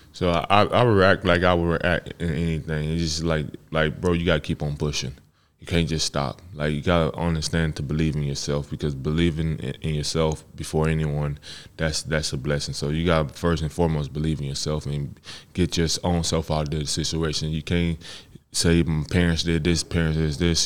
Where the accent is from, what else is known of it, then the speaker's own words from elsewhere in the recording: Texas, United States; I'm from Texas